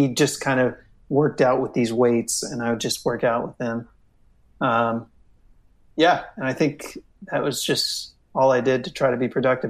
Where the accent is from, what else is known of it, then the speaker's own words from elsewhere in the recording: United States; I'm American as well.